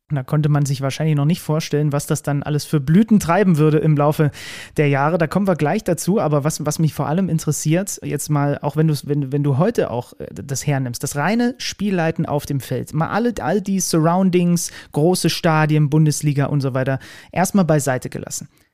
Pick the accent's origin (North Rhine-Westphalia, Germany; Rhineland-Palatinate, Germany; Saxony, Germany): Saxony, Germany; West; zwischen den Erzgebirglern und so den, den Zwickauern, so der Ecke, wo ich herkomme